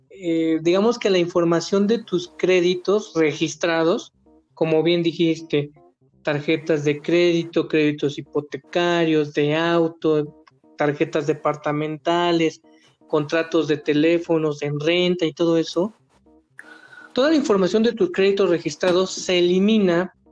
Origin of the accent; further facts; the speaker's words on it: Mexico; Porque tengo derecho como mexicano a sacar un crédito